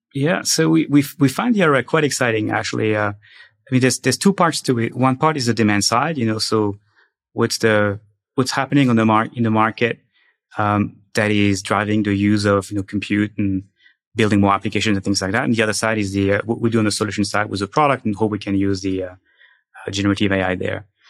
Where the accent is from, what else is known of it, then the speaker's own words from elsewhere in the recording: France; moved away as an adult; now in United States; I'm from France